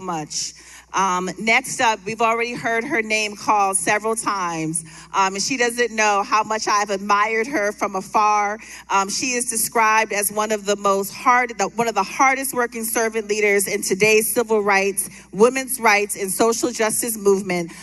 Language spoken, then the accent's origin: English; Florida, United States; I grew up down here in Florida.